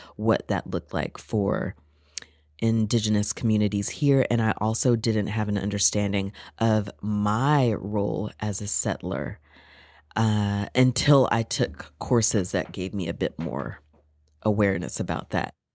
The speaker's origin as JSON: {"language": "English", "country": "United States", "moved": "yes", "lives_now": "Canada", "said": "I'm an American of African descent"}